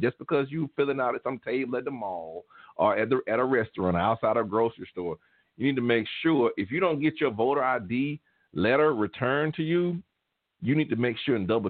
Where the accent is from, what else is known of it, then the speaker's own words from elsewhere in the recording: Alabama, United States; moved away; I'm from Alabama, and I used to pass in Selma where they did the Selma to Montgomery March